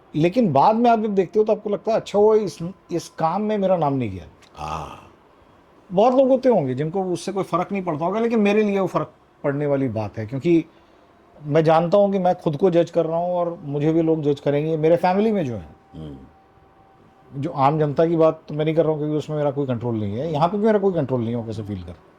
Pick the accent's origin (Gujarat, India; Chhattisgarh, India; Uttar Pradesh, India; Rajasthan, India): Chhattisgarh, India; Raipur; मैं रायपुर में पला बढ़ा हूँ mm-hmm. छत्तीसगढ़ में